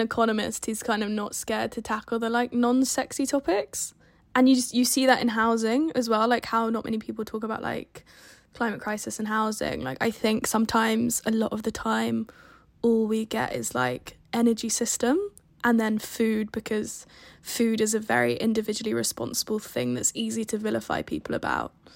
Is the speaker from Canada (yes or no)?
no; Portsmouth, South East England, United Kingdom; I'm from Portsmouth and there's two main roads on and off the island